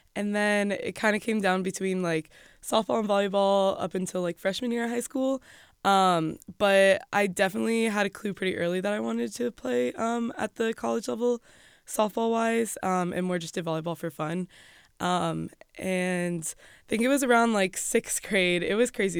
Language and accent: English; Florida, United States; moved away as an adult; also born or lived in Rochester, New York / Jacksonville, Florida; now in State College, United States; we were in Florida all growing up